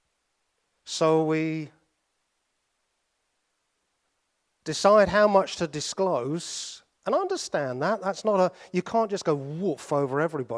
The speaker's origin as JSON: {"language": "English", "country": "United Kingdom", "said": "because we're British"}